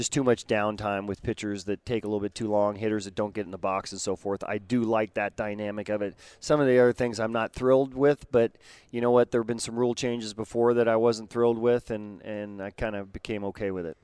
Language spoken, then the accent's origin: English; West Coast, United States; I grew up on the West Coast